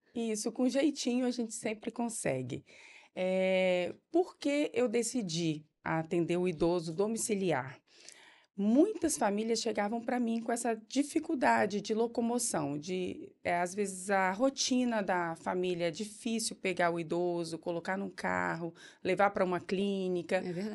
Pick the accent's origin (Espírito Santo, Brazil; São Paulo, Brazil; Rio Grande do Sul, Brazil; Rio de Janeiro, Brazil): Espírito Santo, Brazil; Linhares; also born or lived in Vitória; Em 2007, eu voltei para minha cidade natal, fiquei trabalhando lá, trabalhei em várias clínicas, trabalhei em hospitais, uhum. em todos uhum. os hospitais de Linhares